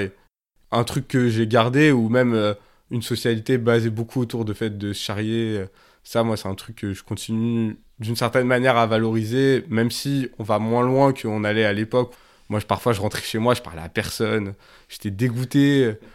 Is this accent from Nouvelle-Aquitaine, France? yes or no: no; Grenoble, Auvergne-Rhône-Alpes, France; j'ai grandi à Grenoble, c'est toujours la ville où, où j'habite.